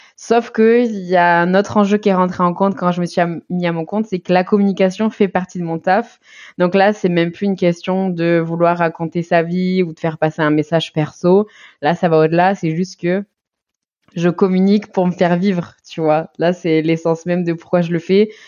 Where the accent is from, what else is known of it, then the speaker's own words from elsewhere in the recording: Basque Country, Nouvelle-Aquitaine, France; now in Toulouse, France; j'habitais à Toulouse, sinon je suis du Pays Basque